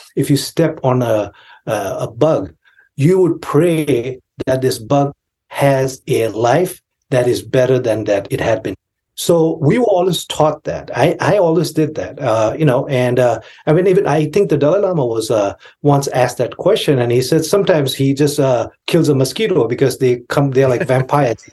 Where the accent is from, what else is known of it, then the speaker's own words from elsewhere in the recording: Kalimpong, West Bengal, India; now in United States; I grew up in India in a town called Kalimpong in Darjeeling